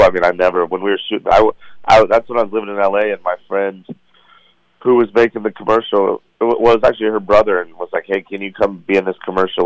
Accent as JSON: {"language": "English", "town": "Cheyenne", "region": "Wyoming", "country": "United States", "tie": "born or raised there", "also_born_or_lived": "Phoenix / Las Vegas / Los Angeles", "moved": "as an adult", "lives_now": "Denver, United States", "said": "growing up in Cheyenne"}